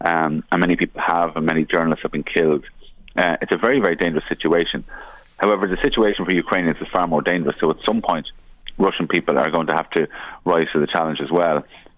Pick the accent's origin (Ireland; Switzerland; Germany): Ireland; as an Irish minister